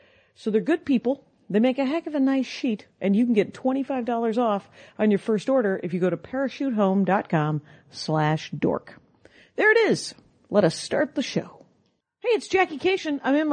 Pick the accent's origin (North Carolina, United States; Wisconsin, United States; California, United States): Wisconsin, United States; I'm from Wisconsin. And there's a lot of Germans and a lot of Swedes